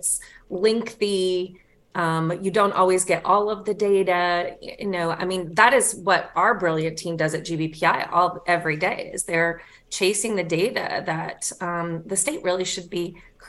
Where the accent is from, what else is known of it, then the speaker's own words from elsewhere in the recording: the South, United States; Well, Rose, I'm a Southerner. You know, things take time.